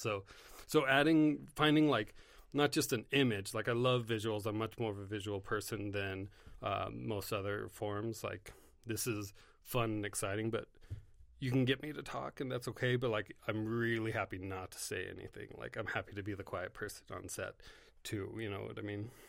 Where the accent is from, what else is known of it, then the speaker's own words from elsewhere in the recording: Carson City, Nevada, United States; also born or lived in Monterey, California; I grew up in Carson. I was born in Monterey